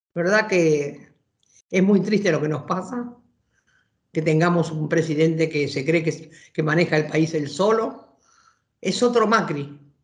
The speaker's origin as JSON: {"language": "Spanish", "country": "Argentina", "said": "como argentinos y argentinas"}